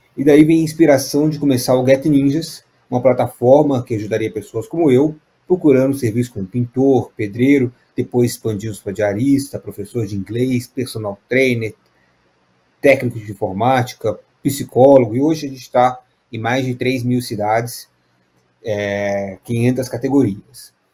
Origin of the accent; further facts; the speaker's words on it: Juiz de Fora, Minas Gerais, Brazil; moved away; also born or lived in São Paulo; eu sou de Juiz de Fora, nasci em São Paulo, fui criado em Minas